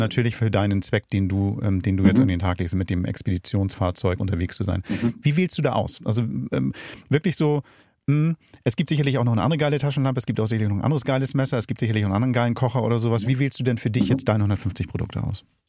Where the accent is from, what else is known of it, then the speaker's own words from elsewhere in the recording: Hamburg, Germany; für mich als Hamburger